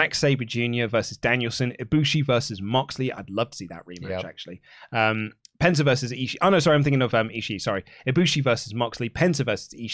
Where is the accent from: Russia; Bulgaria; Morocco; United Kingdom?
United Kingdom; England; I'm very English.